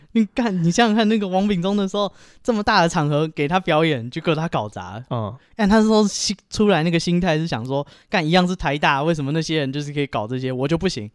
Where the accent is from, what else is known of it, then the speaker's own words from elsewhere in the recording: Taipei, Taiwan; 其实我小时候是在万华长大